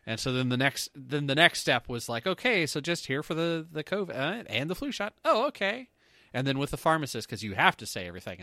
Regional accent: Canada; we're Canadian

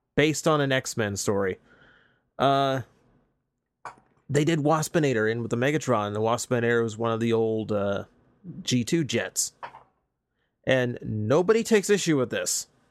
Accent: United States; being American

